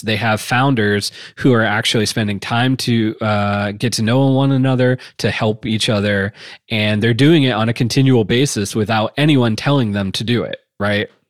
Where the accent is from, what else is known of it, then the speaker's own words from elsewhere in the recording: Wooster, Ohio, United States; also born or lived in Chicago / Bay Area / Boulder / Austin; it was in Northeast Ohio, is in Worcester, which is my hometown